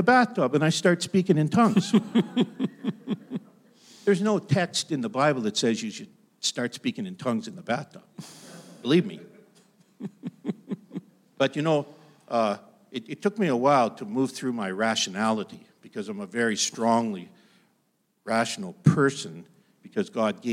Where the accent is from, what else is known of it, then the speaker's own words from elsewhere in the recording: Pembroke, Ontario, Canada; my hometown, which is Pembroke, Ontario, tired old lumber town on the border of Ontario and Quebec